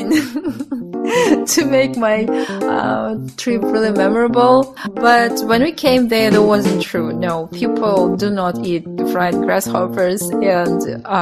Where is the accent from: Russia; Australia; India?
Russia; I'm from Russia